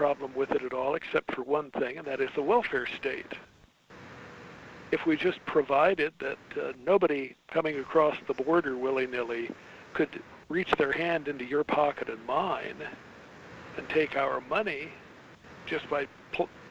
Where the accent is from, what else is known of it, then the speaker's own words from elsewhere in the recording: Southern California, United States; I grew up in Southern California speaking bad Spanish